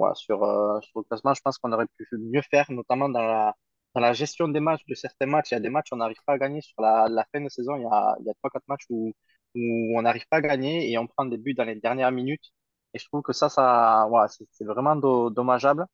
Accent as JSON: {"language": "French", "town": "Toulouse", "region": "Occitania", "country": "France", "tie": "born or raised there", "said": "je suis né à Toulouse, je suis euh, toulousain pur souche"}